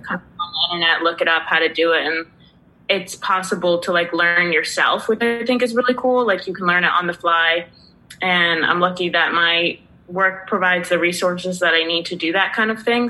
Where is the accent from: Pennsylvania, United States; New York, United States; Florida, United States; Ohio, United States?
Pennsylvania, United States; grew up in Pennsylvania, and my parents would take trips down to the Jersey Shore